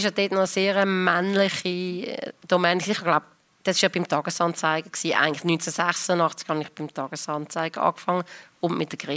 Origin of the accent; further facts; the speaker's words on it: Lucerne, Switzerland; now in Zürich, Switzerland; ich bin von Luzern gekommen, ich habe in Zürich knapp gewusst, wo die Bahnhofstrasse ist, mehr nicht.